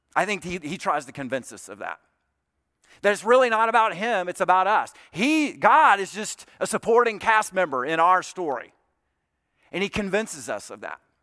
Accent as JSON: {"language": "English", "region": "South Alabama", "country": "United States", "tie": "born or raised there", "said": "Troy State University, which is in, in South Alabama, not far from my hometown"}